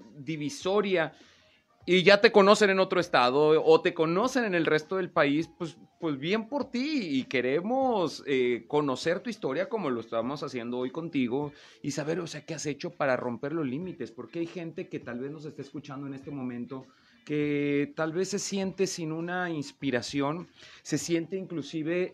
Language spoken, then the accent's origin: Spanish; Veracruz, Mexico; now in Comarca Lagunera, Mexico; yo no soy lagunero. ya, ya soy por adopción, pero yo nací en Veracruz